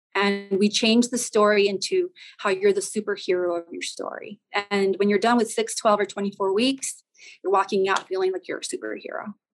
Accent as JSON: {"language": "English", "town": "El Paso", "region": "Texas", "country": "United States", "tie": "born or raised there", "said": "I'm originally from the Southwest. I'm from El Paso, Texas."}